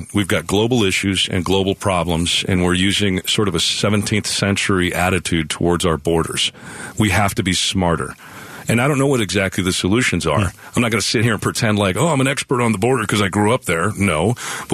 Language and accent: English; Nogales, Arizona, United States; I grew up in Nogales on Santa Cruz County